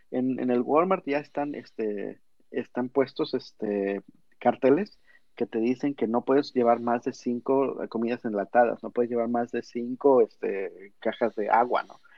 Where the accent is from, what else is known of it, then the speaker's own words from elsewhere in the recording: Mexico; now in United States; no tienen este tinacos de la manera en la que en México, lo tenemos.